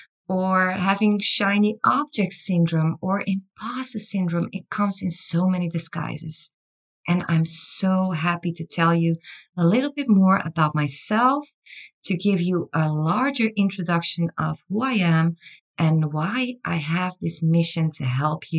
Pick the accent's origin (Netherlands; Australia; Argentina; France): Netherlands; Amsterdam, North Holland; I was born and raised in Amsterdam